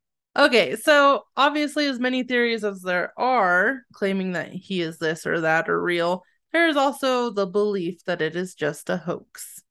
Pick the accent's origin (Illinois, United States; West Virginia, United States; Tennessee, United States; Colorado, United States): West Virginia, United States; Point Pleasant; I come from Point Present, Virginia, West Virginia.